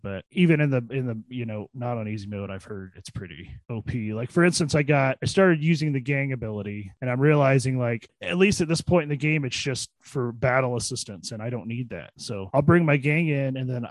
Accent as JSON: {"language": "English", "region": "Illinois", "country": "United States", "tie": "born or raised there", "said": "my hometown"}